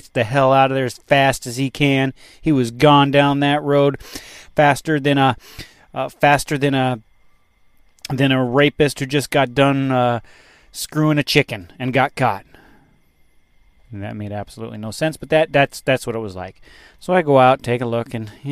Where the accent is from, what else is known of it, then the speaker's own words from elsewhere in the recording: the West, United States; moved away; I'm from the West, you know. It gets hot, but there's no humidity